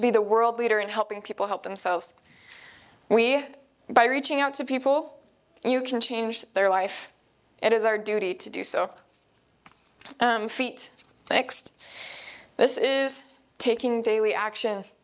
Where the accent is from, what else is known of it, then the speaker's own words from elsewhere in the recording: Idaho, United States; we're from the Spud State of Idaho